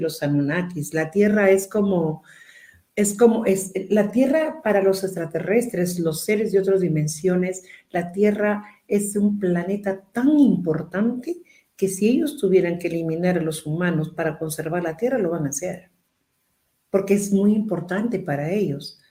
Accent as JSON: {"language": "Spanish", "country": "Peru", "said": "todos los dos somos peruanos"}